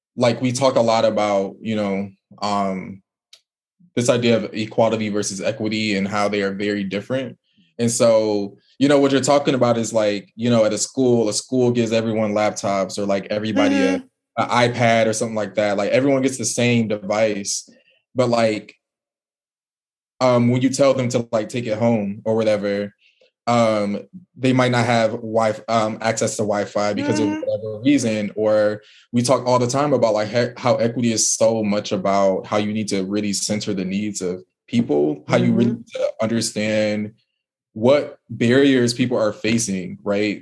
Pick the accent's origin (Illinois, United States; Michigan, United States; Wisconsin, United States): Michigan, United States; Detroit; moved away as an adult; also born or lived in Indiana; now in New Orleans, United States; I'm from Detroit